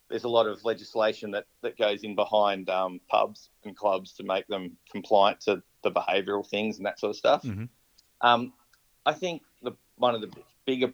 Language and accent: English; Croydon, Victoria, Australia; I was born and bred in Croydon.